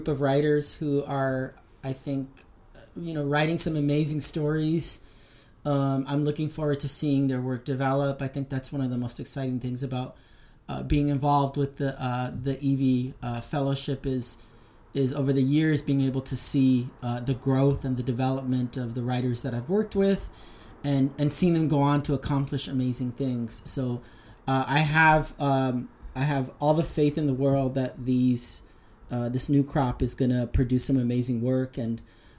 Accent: La Puente, California, United States; also born or lived in Tijuana, Mexico; I grew up in the San Gabriel Valley in the city of La Puente.

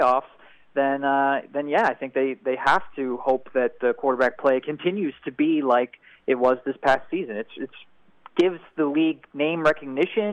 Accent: Pittsburgh, Pennsylvania, United States; I'm from Pittsburgh

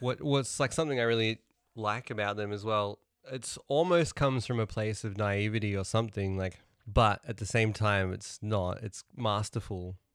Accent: New Zealand; moved away; also born or lived in Melbourne, Australia; Growing up in New Zealand, they, at school assembly

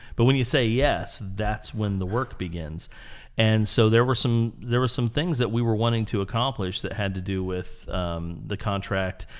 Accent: Springfield, Illinois, United States; moved away; also born or lived in Houston; originally I'm from Illinois.

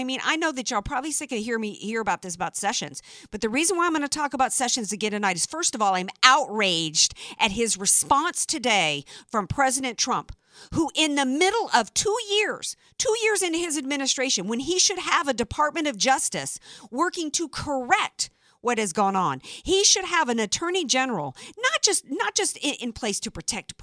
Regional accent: the South, United States; moved away; I grew up in the South

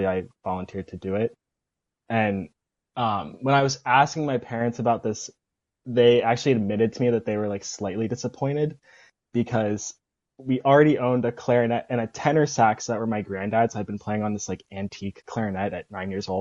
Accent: Bethel Park, Pennsylvania, United States; I'm from Bethel Park, Pennsylvania, which is a suburb outside of Pittsburgh. And the band program there actually starts in fourth grade

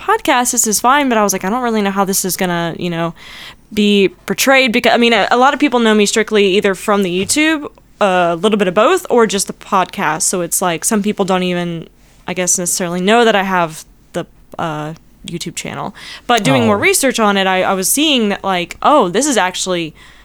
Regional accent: North Carolina, United States; moved away; my hometown in North Carolina

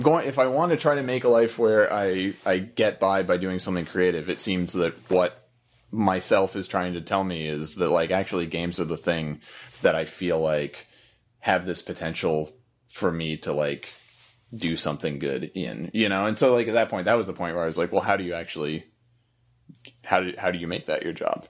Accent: Florida, United States; moved away as an adult; also born or lived in Missouri / Oregon; I lived in Missouri until I was nine, I think, and then I lived in Florida till I was nineteen, and then moved to Oregon from there

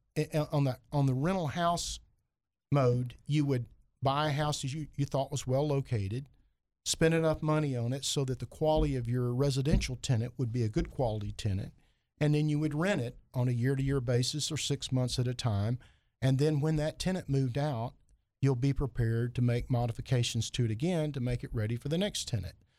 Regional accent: Heber Springs, Arkansas, United States; also born or lived in Fayetteville, Arkansas; now in Little Rock, United States; I'm from Heber Springs

